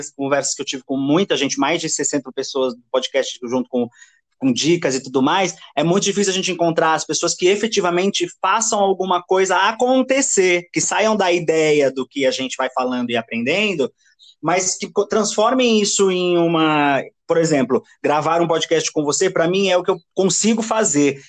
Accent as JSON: {"language": "Portuguese", "town": "Osasco", "region": "São Paulo", "country": "Brazil", "tie": "born or raised there", "said": "eu nasci em Osasco"}